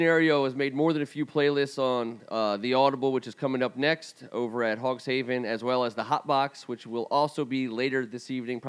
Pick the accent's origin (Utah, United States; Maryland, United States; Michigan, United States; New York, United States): Maryland, United States; Dunkirk; you're going right through my hometown. Every WCAC school that goes to Ryken, you're going right through Dunkirk.